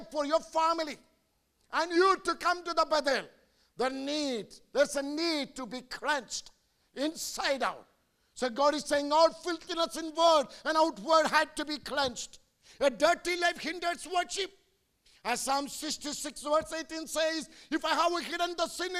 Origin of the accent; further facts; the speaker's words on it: India; I'm an Indian preacher.